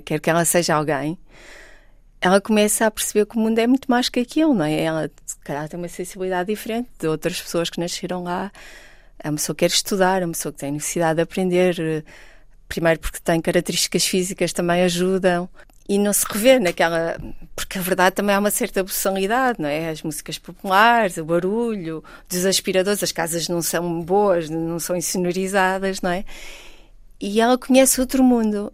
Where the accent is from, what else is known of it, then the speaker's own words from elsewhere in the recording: Porto, Norte, Portugal; Nasci, nasci no Porto, vivi no Porto, fui criada por um pai comunista